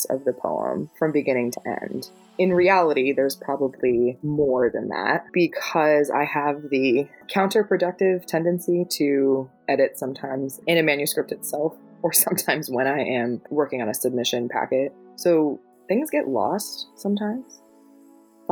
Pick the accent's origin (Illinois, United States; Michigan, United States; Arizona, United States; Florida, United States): Florida, United States; moved away; I'm from Florida, born and raised, and lived there for most of my life